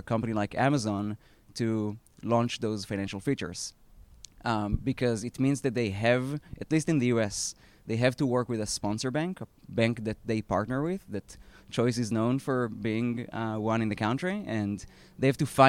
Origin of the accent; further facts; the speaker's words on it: Israel; accent: Israeli; moved away; I previously spent 10 years at a fintech B2B company that I co-founded in Israel. That's where my accent is from